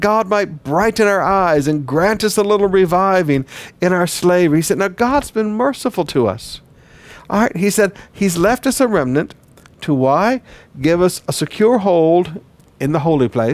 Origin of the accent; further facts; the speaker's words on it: Flint, Michigan, United States; also born or lived in Detroit, Michigan; I grew up in Flint, Michigan and Detroit.